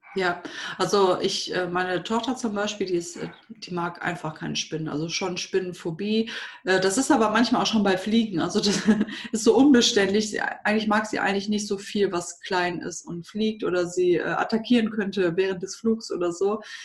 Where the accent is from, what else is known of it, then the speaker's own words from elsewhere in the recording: Düsseldorf, North Rhine-Westphalia, Germany; now in Minden, Germany; Ich bin in Düsseldorf aufgewachsen und bin mit 19 nach dem Abi zu meinem Freund damals, damaligen Freund, nach Minden gezogen.